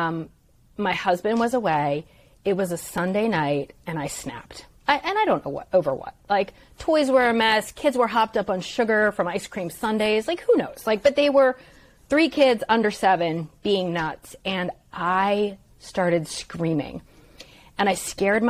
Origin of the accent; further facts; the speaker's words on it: Stone Harbor, New Jersey, United States; I grew up in Stone Harbor, New Jersey